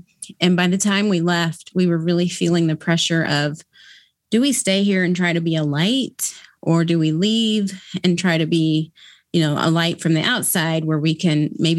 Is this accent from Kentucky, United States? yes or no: yes; Kentucky, United States; I was raised in Kentucky, so it was common for us to do it there. But when we moved to the Midwest, it didn't happen.